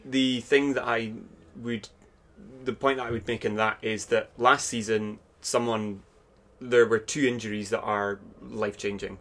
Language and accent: English; Aberdeen, Scotland, United Kingdom; I'm from Aberdeen. Um, I've grown up here for my entire life, not really left for any great period of time.